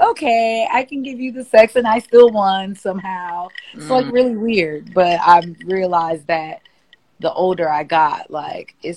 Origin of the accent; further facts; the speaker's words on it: Milwaukee, Wisconsin, United States; now in Atlanta, United States; I am from Milwaukee, Wisconsin, Milltown, and I currently live in Atlanta, the ATL